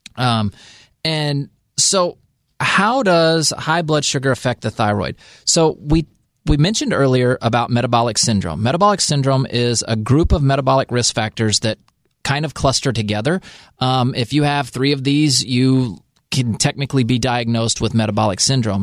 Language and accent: English; United States; I'm only American.